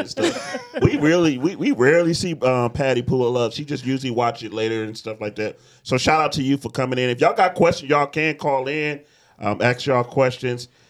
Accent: Detroit, Michigan, United States; I'm from Detroit

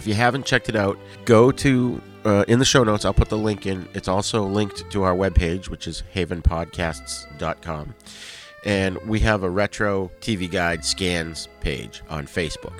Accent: Boston, Massachusetts, United States; where I grew up in the Boston area

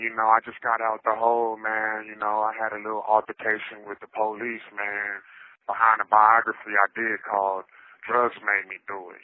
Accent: Dallas, Texas, United States; moved away as an adult; also born or lived in Vallejo, California / Bay Area, California / Los Angeles, California; now in California, United States; I'm from Dallas, Texas, born and raised, but I've been back and forth to the Bay my whole life.

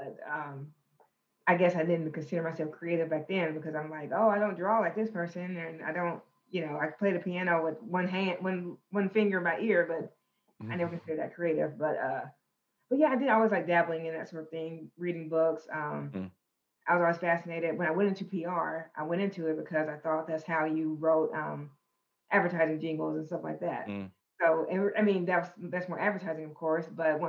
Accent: Conway County, Arkansas, United States; also born or lived in Russellville, Arkansas; I grew up in Conway County in a small country town called Cinder Ridge.

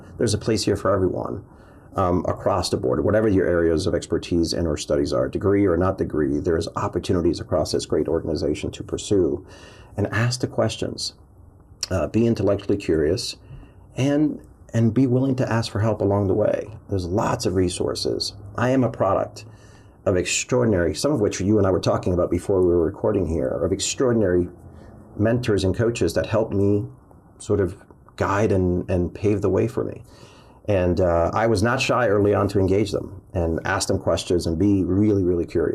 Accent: Cuba; now in United States; I was born in Cuba.

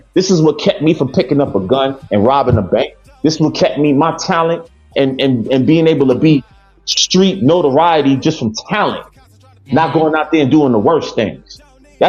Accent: New York City, New York, United States; I'm from Queens.

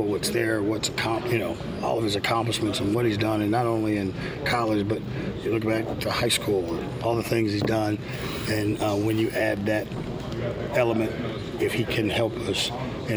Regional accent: Houston, Texas, United States; I grew up in Houston, so growing up in Houston, we hated the Cowboys

